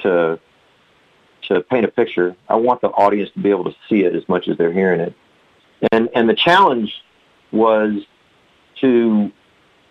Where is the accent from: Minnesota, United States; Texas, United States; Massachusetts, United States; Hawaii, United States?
Texas, United States; Del Rio; in Del Rio, in my hometown